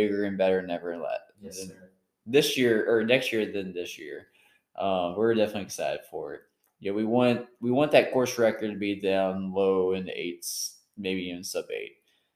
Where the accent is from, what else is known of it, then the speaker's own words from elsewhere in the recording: Hurricane, West Virginia, United States; now in Huntington, United States; I'm from Hurricane, West Virginia, transplanted to Huntington.